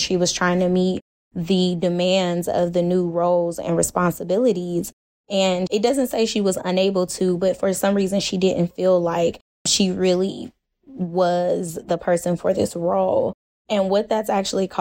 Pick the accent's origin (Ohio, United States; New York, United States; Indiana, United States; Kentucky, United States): Ohio, United States; Cleveland; moved away as an adult; now in Texas, United States; I'm originally from Cleveland